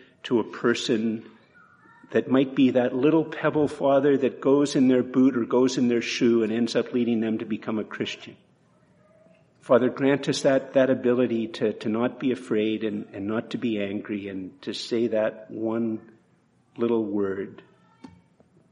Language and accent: English; Canada; we're more Canadian than we realize